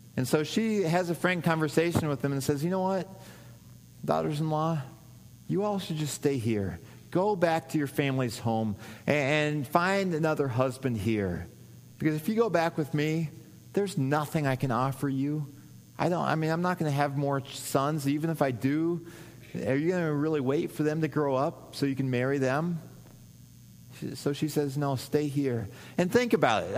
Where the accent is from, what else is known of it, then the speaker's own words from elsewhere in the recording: Missouri, United States; moved away; I grew up in Missouri